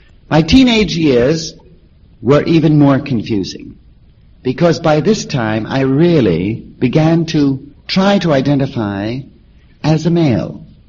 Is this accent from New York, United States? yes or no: yes; New York City, New York, United States; I was born in New York City